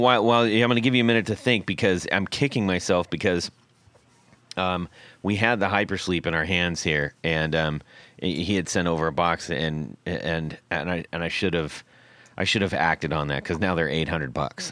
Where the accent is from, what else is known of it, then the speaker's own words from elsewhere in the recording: West Coast, United States; growing up on the West Coast